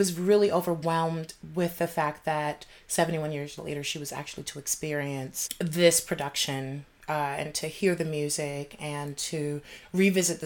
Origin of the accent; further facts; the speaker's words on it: Baltimore, Maryland, United States; I'm from Baltimore, Maryland